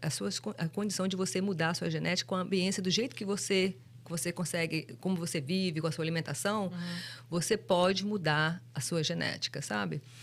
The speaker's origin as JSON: {"language": "Portuguese", "country": "Brazil", "tie": "born or raised there", "moved": "yes", "said": "a gente crescendo no Brasil"}